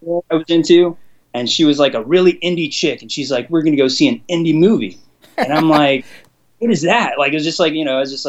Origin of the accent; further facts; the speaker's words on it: Los Angeles, California, United States; I grew up in Los Angeles